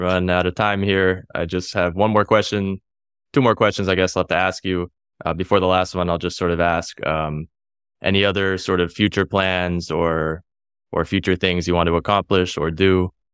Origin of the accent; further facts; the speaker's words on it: United States; me in the U S, I'm American